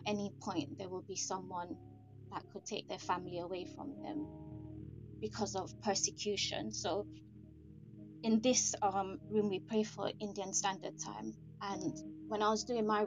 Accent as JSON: {"language": "English", "country": "Jamaica", "tie": "born or raised there", "said": "I grew up in Jamaica"}